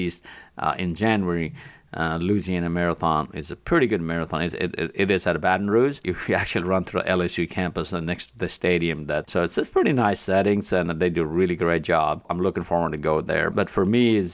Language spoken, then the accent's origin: English; Nepal; moved away; I'm originally from Nepal